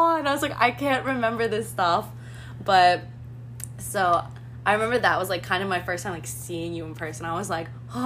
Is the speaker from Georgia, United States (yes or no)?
no; New York, United States; I'm from New York